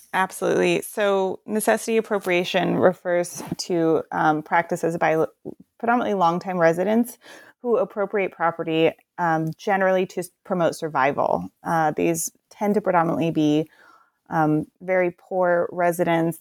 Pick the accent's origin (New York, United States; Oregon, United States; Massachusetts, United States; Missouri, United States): Oregon, United States; Portland; I'm from the Portland area